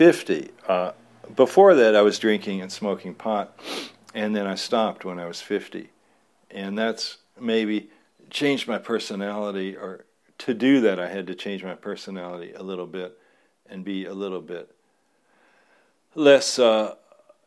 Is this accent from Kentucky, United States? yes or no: yes; Louisville, Kentucky, United States; me growing up in Louisville, Kentucky